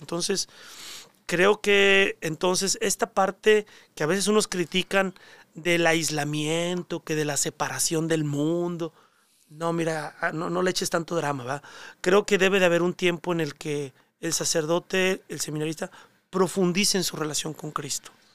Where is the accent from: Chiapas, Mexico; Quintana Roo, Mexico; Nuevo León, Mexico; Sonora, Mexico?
Nuevo León, Mexico; Monterrey; moved away; also born or lived in Mexico City; mi vocación está arraigada a mi terruño, a Monterrey, a mi familia. La experiencia de iglesia que yo viví en mi parroquia en Monterrey